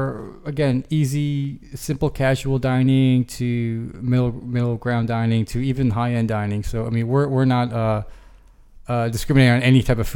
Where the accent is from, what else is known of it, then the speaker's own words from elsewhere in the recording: New York, United States; moved away as an adult; now in San Diego, United States; I'm originally from the East Coast. I came out here in San Diego about 5-6 years ago. Also, I'm an Army vet myself.